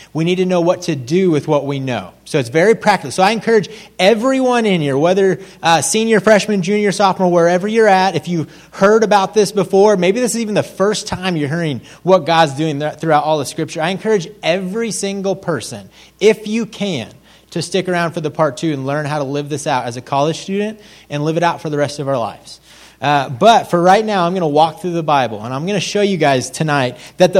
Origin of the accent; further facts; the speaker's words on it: Kansas, United States; I'm from Kansas.